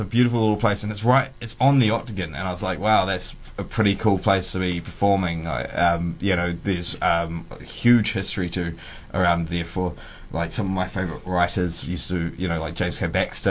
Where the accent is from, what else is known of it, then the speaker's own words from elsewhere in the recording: Timaru, Canterbury, New Zealand; also born or lived in Temuka; I grew up in Timaru, which is the seventh. Yeah, Timmer's Hut or TKA or Temuka, where I'm actually from.